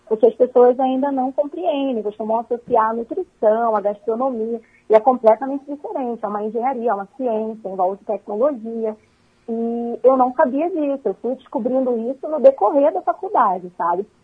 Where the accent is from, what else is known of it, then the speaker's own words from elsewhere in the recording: Rio de Janeiro, Brazil; now in Concórdia, Brazil; mas eu sou natural do Rio de Janeiro, já tem quase seis anos que eu vim para Santa Catarina.